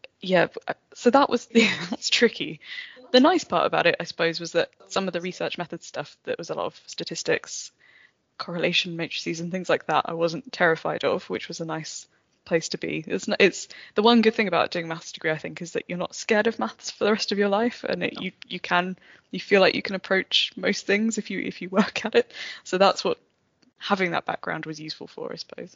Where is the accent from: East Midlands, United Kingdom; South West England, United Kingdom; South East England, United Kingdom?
South East England, United Kingdom; Kent; moved away as an adult; also born or lived in Cardiff; now in Bristol, United Kingdom; I was from Kent originally.